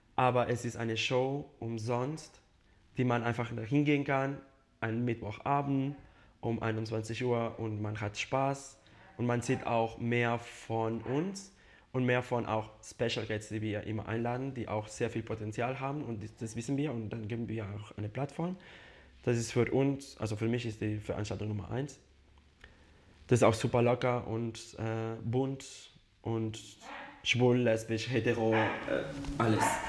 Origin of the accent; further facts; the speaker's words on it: Spain; German is a second language; now in Munich, Germany; Ich komme aus Spanien, aus einem kleines Dorf und da kennt man sich jeder